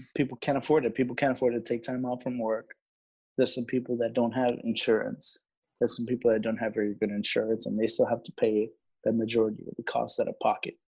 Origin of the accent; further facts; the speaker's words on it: Laredo, Texas, United States; I was raised in Laredo, so it's a predominantly um, Mexican American Hispanic city